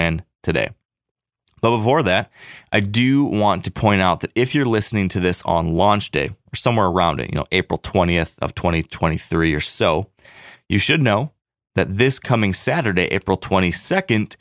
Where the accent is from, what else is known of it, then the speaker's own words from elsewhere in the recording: Michigan, United States; my home state of Michigan